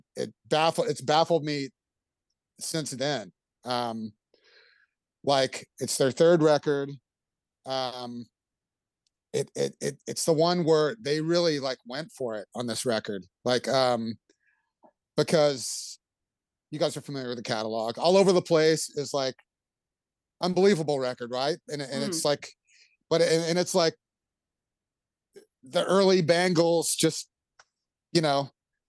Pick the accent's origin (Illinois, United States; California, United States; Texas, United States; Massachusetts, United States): Texas, United States; Houston; Houston, my hometown